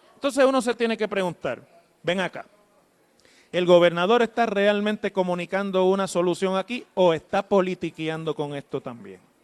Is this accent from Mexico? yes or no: no; Mayagüez, Puerto Rico; de un pueblo fuera del área metropolitana, como soy yo, de Mayagüez